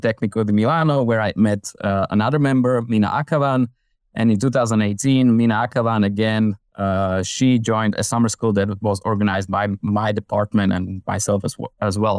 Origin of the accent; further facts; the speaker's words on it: Slovakia; I'm from Slovakia in Central Europe